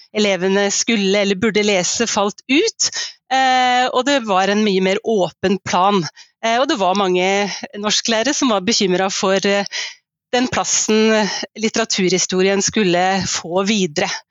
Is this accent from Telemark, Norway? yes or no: yes; Skien, Telemark, Norway; jeg vokste opp i eh, Skien, et par steinkast fra Ibsen Venstøp. Og nå bor jeg i hjembyen min